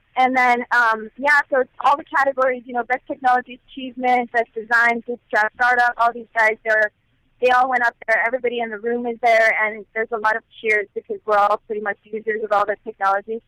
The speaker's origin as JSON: {"language": "English", "town": "Los Angeles", "region": "California", "country": "United States", "also_born_or_lived": "Bay Area", "moved": "as an adult", "lives_now": "San Francisco Bay Area, United States", "said": "I'm from Los Angeles, so I've been in the Bay Area six months"}